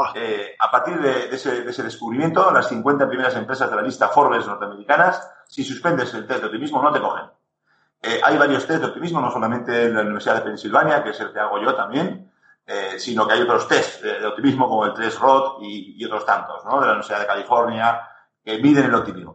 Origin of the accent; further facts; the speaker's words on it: Navarre, Spain; Como buen navarro